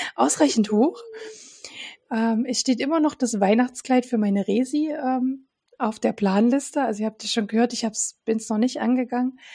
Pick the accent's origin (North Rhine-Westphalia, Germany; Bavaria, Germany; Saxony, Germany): Saxony, Germany; Dresden; aus meiner Heimatstadt Dresden